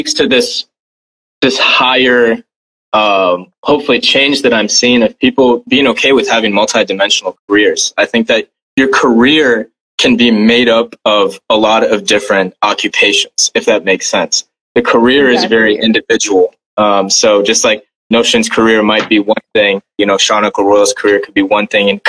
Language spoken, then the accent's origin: English; West Bengal, India; now in United States; my family and I, we're actually from India. I'm from West Bengal